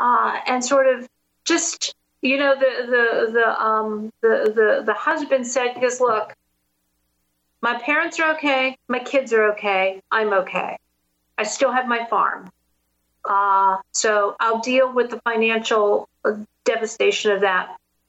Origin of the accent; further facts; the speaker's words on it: Pittsburgh, Pennsylvania, United States; So I started my journey in my hometown of Pittsburgh, where I live, and went to a really vibrant area of town called the Strip District.